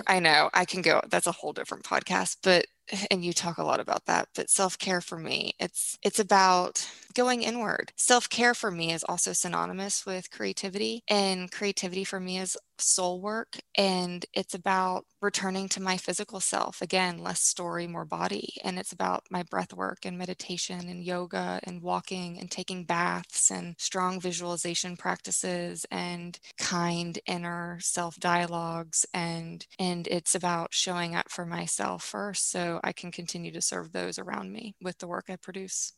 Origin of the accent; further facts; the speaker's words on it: Tulsa, Oklahoma, United States; I grew up in Tulsa, Oklahoma.